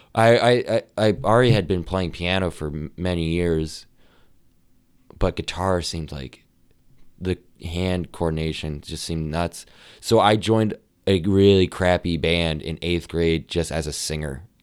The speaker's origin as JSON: {"language": "English", "town": "Amherst", "region": "New Hampshire", "country": "United States", "tie": "born or raised there", "also_born_or_lived": "Nashua, New Hampshire", "moved": "yes", "lives_now": "Boston, United States", "said": "I actually grew up in a town called Amherst"}